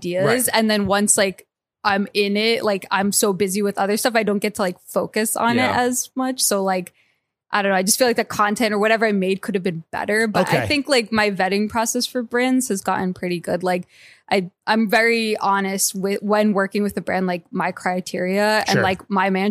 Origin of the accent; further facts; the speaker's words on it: Essex County, New Jersey, United States; I'm from Jersey